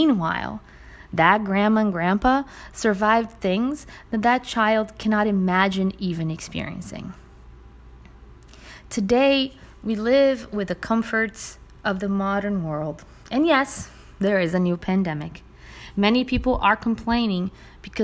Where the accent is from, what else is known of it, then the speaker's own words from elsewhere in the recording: Brazil; now in United States; My home country, Brazil